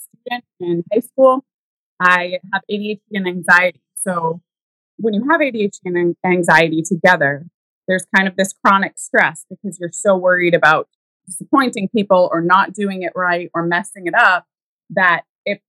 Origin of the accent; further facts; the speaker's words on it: Pittsfield, New Hampshire, United States; I grew up in a tiny town in New Hampshire called Pittsfield